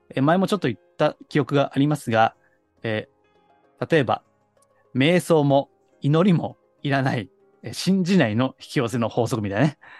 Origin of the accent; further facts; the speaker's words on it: Kansai, Japan; accent: Kansai dialect; 私、あの、関西人なんで